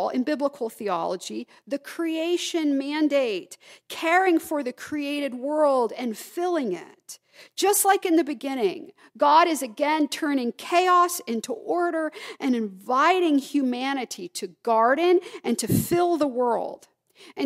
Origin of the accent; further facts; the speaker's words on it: the South, United States; moved away; I can say y'all because I grew up in the South